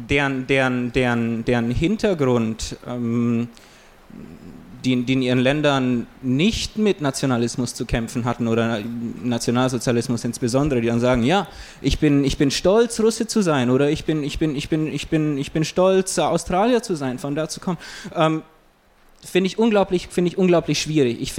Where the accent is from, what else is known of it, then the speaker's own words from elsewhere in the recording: Augsburg, Bavaria, Germany; Es ist nun mal so, ich bin in Augsburg aufgewachsen